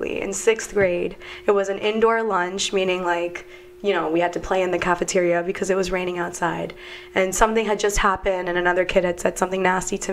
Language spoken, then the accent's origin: English; New Jersey, United States; I grew up in New Jersey